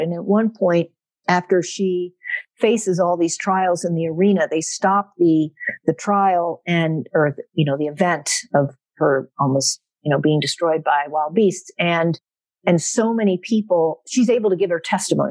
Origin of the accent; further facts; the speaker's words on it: South Central Pennsylvania, United States; also born or lived in Pittsburgh, Pennsylvania; I was born in Pittsburgh, Pennsylvania. And so I am a diehard Steeler fan. Um, that is definitely a part of our of our family growing up. Um, I grew up though primarily in South Central Pennsylvania.